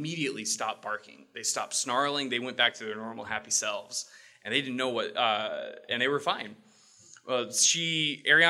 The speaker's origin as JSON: {"language": "English", "region": "Texas", "country": "United States", "moved": "as an adult", "lives_now": "Sitka, United States", "said": "I'm originally from Texas"}